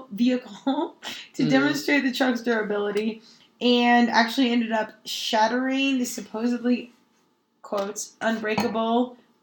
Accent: Denver, Colorado, United States; I'm from Denver, Colorado.

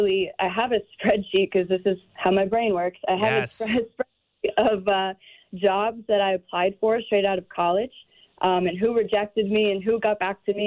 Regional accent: Iowa, United States; You know, we don't have a professional team in Iowa, as you probably assume.

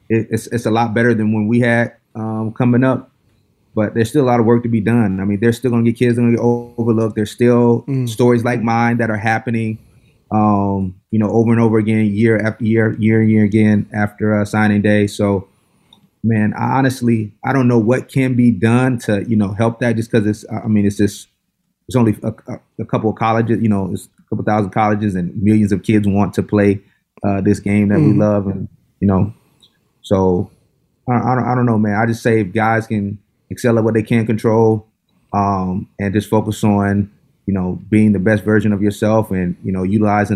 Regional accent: the South, United States; because I come from Bible Belt, I came from the South, and then going to the West Coast

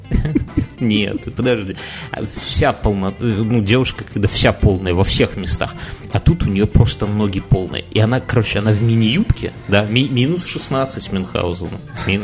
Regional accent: Belarus; хотя мы, белорусы

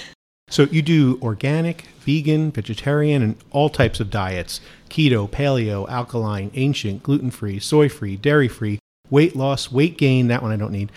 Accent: New Jersey, United States; moved away; when I was a kid growing up in New Jersey

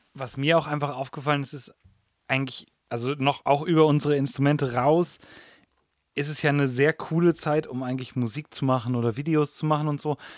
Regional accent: Germany; wir sind letztendlich alle in Deutschland aufgewachsen. Englisch ist nicht unsere erste Sprache

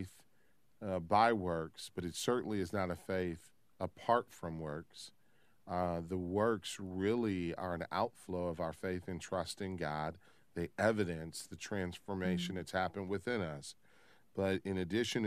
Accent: Midwest, United States; being a Midwesterner in America

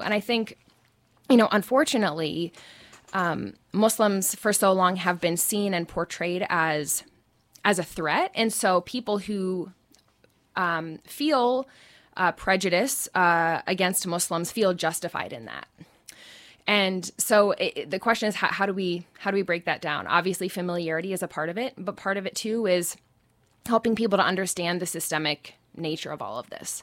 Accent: Indianapolis, Indiana, United States; I grew up in Indianapolis, which is the, the capital city

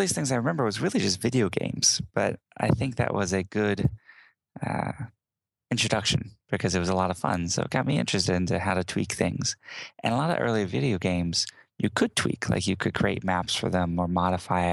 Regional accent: Houston, Texas, United States; born and raised in Houston, Texas

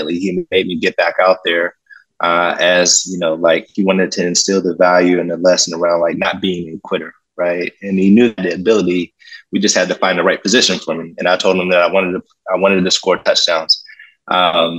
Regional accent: Pittsburgh, Pennsylvania, United States; I'm originally from Pittsburgh, Pennsylvania, born and raised

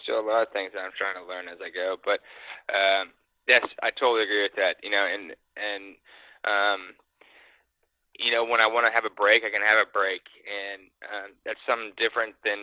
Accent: Dallas area, Texas, United States; play in the Byron Nelson in my hometown

